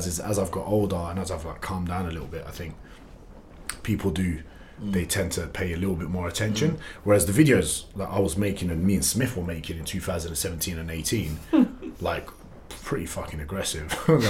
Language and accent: English; London, United Kingdom; Turkish passports, Kurdish background. They came in the late 80s. And then I was born in Tottenham in 1992.